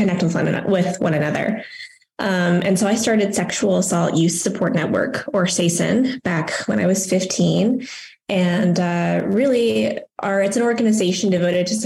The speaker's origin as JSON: {"language": "English", "town": "Las Cruces", "region": "New Mexico", "country": "United States", "said": "I'm from Las Cruces, New Mexico."}